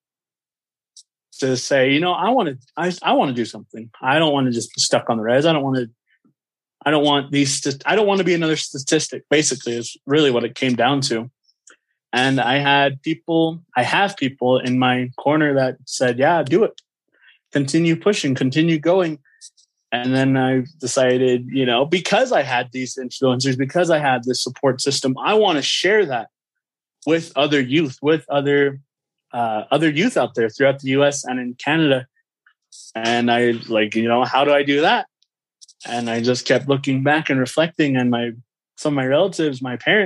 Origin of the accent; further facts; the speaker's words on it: United States; I grew up on the Navajo Nation reservation for most of my life, and I still reside on the res